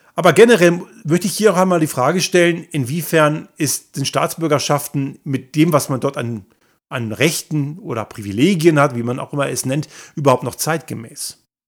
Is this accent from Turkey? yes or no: no; Germany; moved away as an adult; now in Innsbruck, Austria; in dem Land gemacht, wo ich aufgewachsen bin, sprich Deutschland.